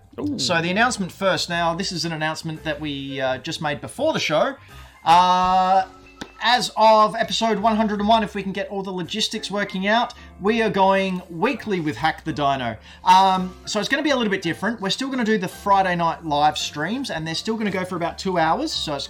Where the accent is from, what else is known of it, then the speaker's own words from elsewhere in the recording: Australia; I'm Australian.